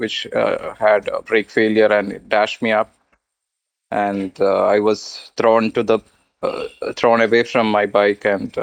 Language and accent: English; Kerala, India; that's my hometown, my birthplace